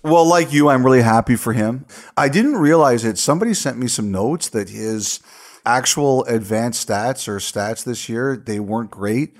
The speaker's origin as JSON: {"language": "English", "country": "Canada", "said": "Love being Canadian"}